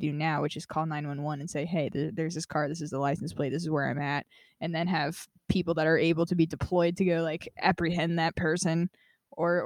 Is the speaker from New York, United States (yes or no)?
no; Las Vegas, Nevada, United States; now in California, United States; I grew up in Vegas